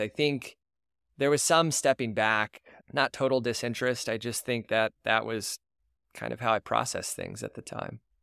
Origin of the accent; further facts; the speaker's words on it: Tulsa, Oklahoma, United States; now in Houston, United States; I was born and raised in Tulsa, to two wonderful parents, Rodney and Linda.